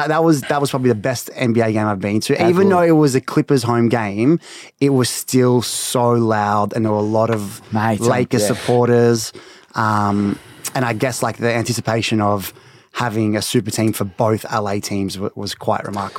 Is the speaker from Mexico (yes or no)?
no; Melbourne, Victoria, Australia; Born and raised in Melbourne.